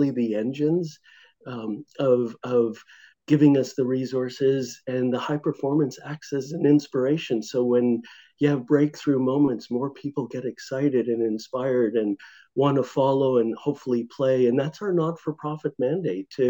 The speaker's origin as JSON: {"language": "English", "town": "Mississauga", "region": "Ontario", "country": "Canada", "tie": "born or raised there", "said": "grew up in Mississauga, in the Lorne Park area"}